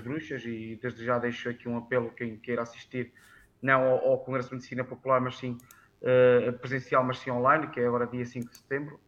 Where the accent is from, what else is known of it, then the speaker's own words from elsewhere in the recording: Norte, Portugal; ser presidente subilense de Gema, na minha terra natal